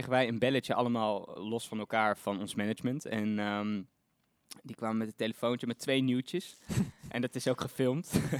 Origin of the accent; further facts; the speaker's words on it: Eindhoven, North Brabant, Netherlands; now in Amsterdam, Netherlands; ik kom uit Eindhoven.